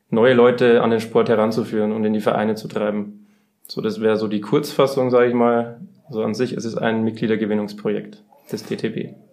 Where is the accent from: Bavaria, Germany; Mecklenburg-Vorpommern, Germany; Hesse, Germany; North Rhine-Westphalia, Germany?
Bavaria, Germany; now in Munich, Germany; Ich bin eigentlich ursprünglich aus der Oberpfalz ähm, bin jetzt seit zweieinhalb Jahren aber auch im schönen München gelandet